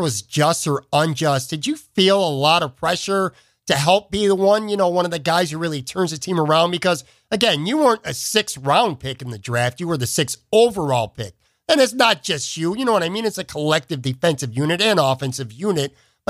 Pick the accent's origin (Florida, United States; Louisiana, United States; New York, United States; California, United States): New York, United States; Buffalo; I'm a Buffalo guy. You know, I'm born and raised in Buffalo.